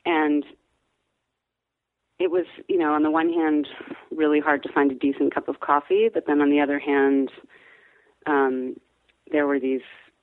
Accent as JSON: {"language": "English", "town": "Washington", "region": "District of Columbia", "country": "United States", "tie": "born or raised there", "said": "the house that my sisters and I grew up in Washington, D.C."}